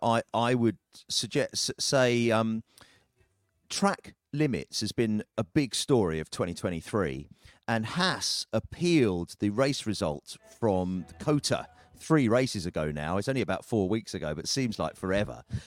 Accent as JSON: {"language": "English", "country": "United Kingdom", "said": "as a Brit"}